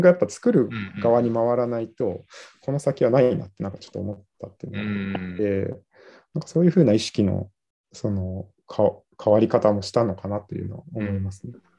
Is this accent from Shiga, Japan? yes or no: yes; Nagahama, Shiga, Japan; moved away as an adult; also born or lived in Tokyo / Aichi; 私は出身が、まあ、長浜市で